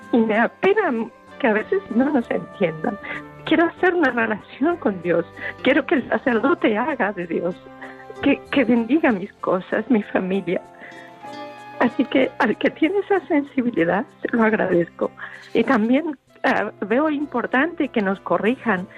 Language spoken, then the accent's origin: Spanish; Ecuador; now in Spain; Yo soy ecuatoriana